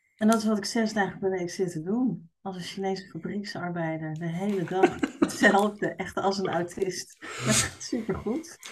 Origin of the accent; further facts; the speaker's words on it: Utrecht, Netherlands; accent: plat Utrechts; moved away; ik kom uit Utrecht oorspronkelijk. Dus ik kan heel goed plat Utrechts praten.